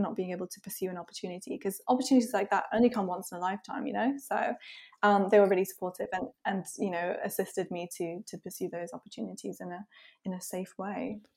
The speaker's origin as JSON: {"language": "English", "country": "Isle of Man", "said": "I'm from the Isle of Man, by the way, which is, like, a really small offshore"}